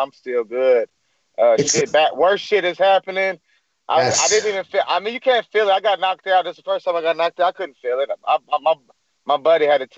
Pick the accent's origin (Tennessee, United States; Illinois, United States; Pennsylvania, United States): Tennessee, United States; Clarksville; Tennessee, Clarksville, Tennessee